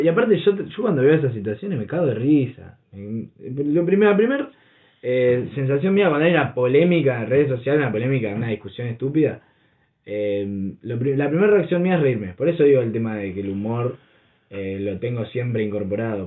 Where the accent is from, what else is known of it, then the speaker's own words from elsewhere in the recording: Berisso, Buenos Aires Province, Argentina; nosotros somos de acá, viste, somos de Berizo. Todos nos conocemos